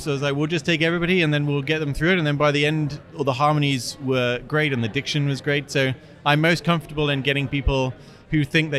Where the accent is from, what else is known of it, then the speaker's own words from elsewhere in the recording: United Kingdom; moved away as an adult; now in Sioux Falls, United States; my growing up in Britain